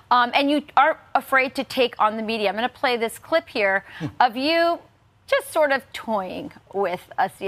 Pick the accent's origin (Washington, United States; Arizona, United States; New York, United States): Arizona, United States; I'm originally from Arizona, so I understand what's happening in the state of Arizona